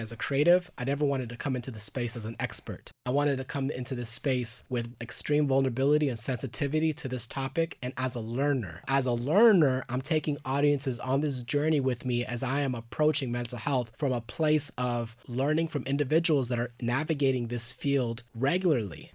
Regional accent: Garland, Texas, United States; also born or lived in Dallas, Texas / Los Angeles, California; now in Austin, United States; I lived in Garland, uh, Texas, which is a little outside of Dallas

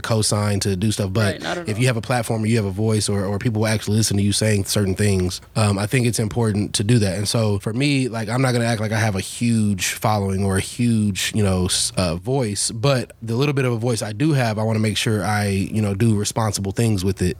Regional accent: Dallas, Texas, United States; I grew up here in Dallas, South Dallas, between like Madison and Lincoln High School, so the hood

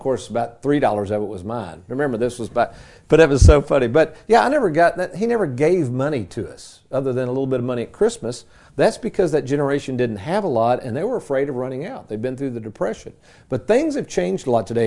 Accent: Lexington, United States; my days growing up in Lexington as a kid

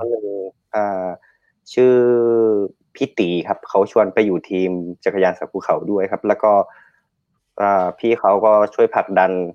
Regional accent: Chiang Rai, Thailand; accent: Northern Thai (kham mueang); บ้านผมอยู่บ้านนอกนะครับ แล้วก็ทางบ้านผมอ่ะจะเป็นทางที่ไปน้ำตกขุนกร

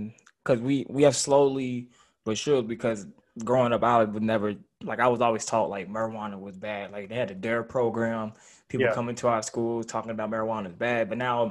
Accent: Louisville, Kentucky, United States; now in Lexington, United States; I live in Lexington right now. I'm from Louisville originally.

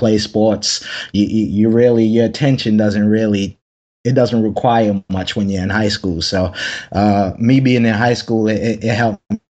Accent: Anderson, South Carolina, United States; moved away; I'm from South Carolina. I'm from a very small place in South Carolina called Anderson.

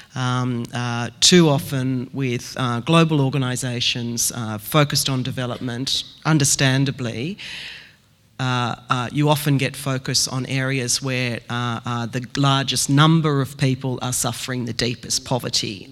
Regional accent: Australia

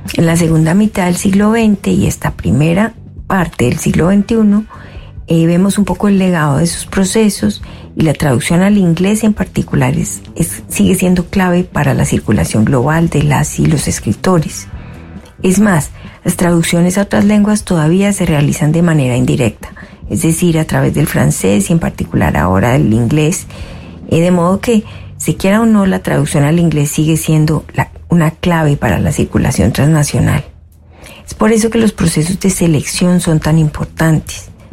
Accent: Colombia; moved away as an adult; now in Canada; Soy colombiana

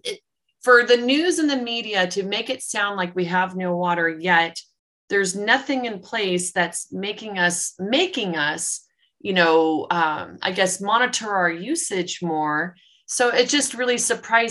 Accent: California, United States; moved away as an adult; now in Arizona, United States; I grew up in California in the 70s and 80s

